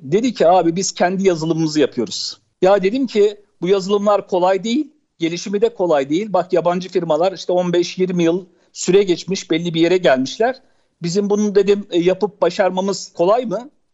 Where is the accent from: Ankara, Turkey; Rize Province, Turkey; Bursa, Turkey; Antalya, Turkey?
Ankara, Turkey; also born or lived in Çankırı; 1970 Çankırı doğumluyum. Evliyim. iki çocuk babasıyım. Edip Hanım ilkokul hayatıma ben şeyde başladım. Ankara İncirli'de Fakir Erbaa İlkokulu'nda başladım. Sonra Ankara Kanun Lisesi'nde ortaokula başladım